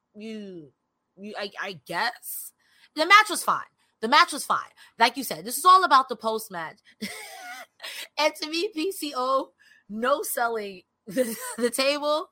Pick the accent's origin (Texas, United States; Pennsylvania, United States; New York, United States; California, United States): New York, United States; I'm from New York